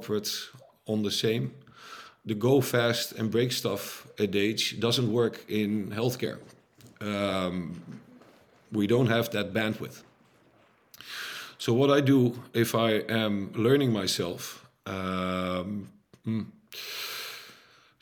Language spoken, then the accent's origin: English; Netherlands; I'm Dutch, by the way, so not American, I'm from Europe